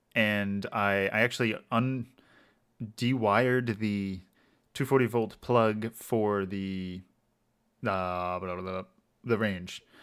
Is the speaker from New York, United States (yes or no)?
no; Maryland, United States; my hometown in Maryland, which is like kind of like rural hickish